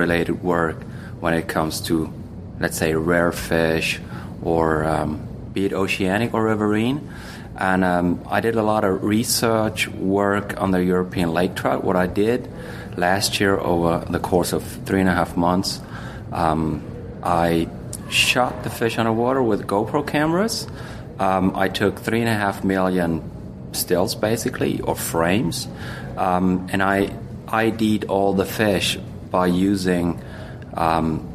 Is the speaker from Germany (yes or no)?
yes; Germany; I'm from Germany